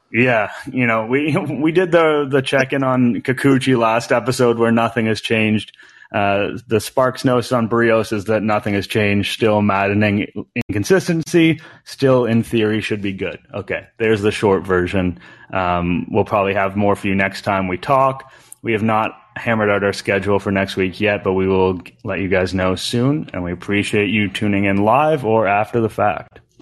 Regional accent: Canada

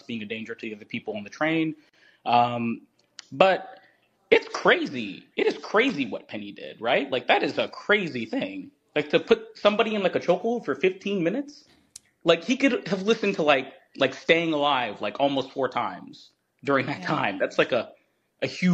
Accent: Eastern Kentucky, United States; I'm from Kentucky, Eastern Kentucky.

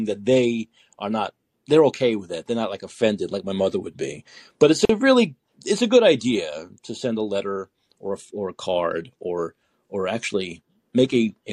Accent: New York City, New York, United States; We're both from Brooklyn.

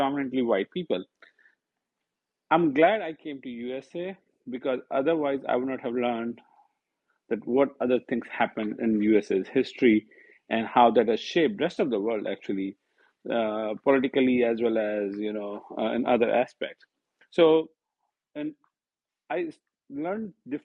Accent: India; moved away as an adult; also born or lived in Virginia / Florida; now in United States; I grew up in India

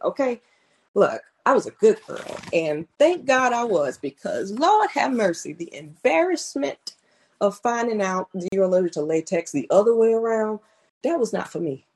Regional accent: Clearwater, Florida, United States; growing up, I'm from Clearwater, Florida.

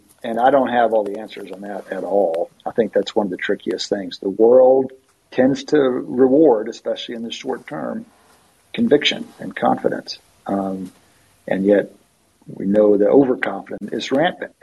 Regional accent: West Texas, United States; moved away as an adult; also born or lived in Philadelphia, Pennsylvania; now in Austin, United States; we grew up in West Texas.

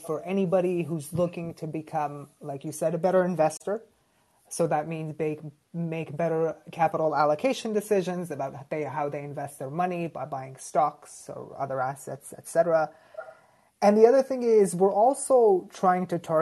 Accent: Toronto, Ontario, Canada; Grew up in Toronto, went to school here as well

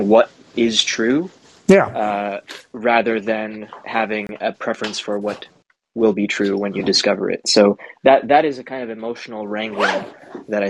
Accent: New York City, New York, United States; I grew up in Queens

